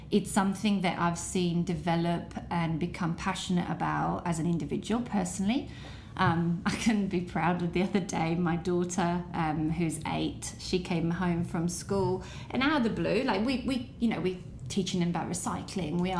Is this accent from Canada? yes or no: no; Italy; but I grew up in Italy